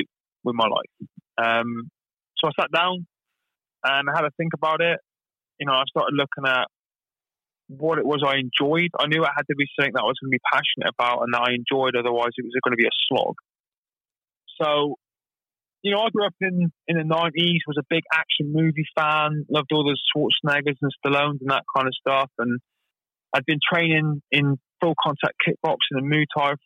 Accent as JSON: {"language": "English", "town": "Plymouth", "region": "South West England", "country": "United Kingdom", "tie": "born or raised there", "said": "I was born and raised in Plymouth"}